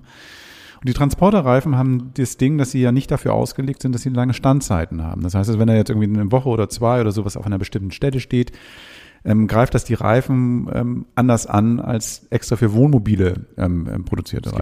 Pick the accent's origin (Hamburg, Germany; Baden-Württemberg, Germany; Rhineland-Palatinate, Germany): Hamburg, Germany; ich komme aus Hamburg